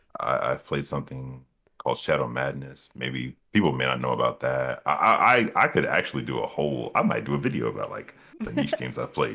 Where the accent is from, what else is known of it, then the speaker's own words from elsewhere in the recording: Dover, Delaware, United States; born there; also born or lived in South Carolina / Ohio / Texas; now in Georgia, United States; I was born in Delaware, Dover, Delaware, and my family's military. So I've been across the Eastern Seaboard. I've been to South Carolina, Ohio, Texas, and Georgia now is where I cu